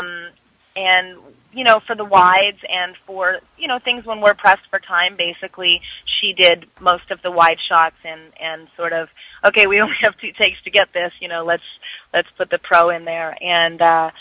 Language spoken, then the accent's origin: English; Vancouver, British Columbia, Canada; moved away; I'm actually from Vancouver, so I love to go home and work and see my family